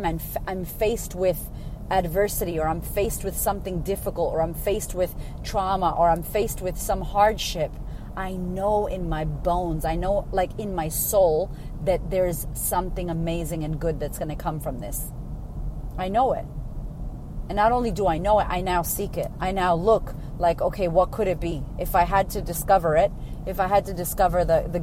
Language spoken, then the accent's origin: English; Boston, Massachusetts, United States; moved away as an adult; now in Australia; I'm originally from Boston, from America